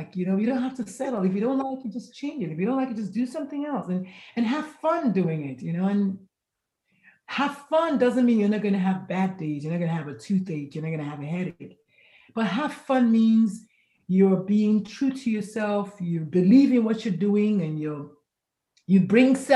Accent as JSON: {"language": "English", "country": "Nigeria", "tie": "born or raised there", "moved": "yes", "lives_now": "San Antonio, United States", "said": "I am Nigerian by birth, but currently I reside in San Antonio, Texas"}